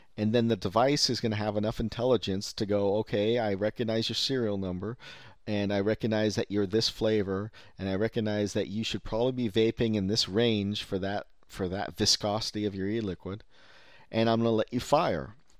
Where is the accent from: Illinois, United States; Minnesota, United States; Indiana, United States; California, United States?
California, United States; Silicon Valley; I'm from Silicon Valley, native